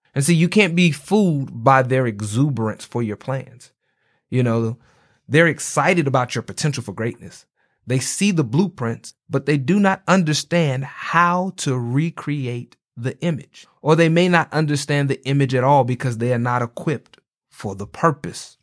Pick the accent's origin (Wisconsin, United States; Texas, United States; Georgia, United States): Georgia, United States; Atlanta; I'm from Atlanta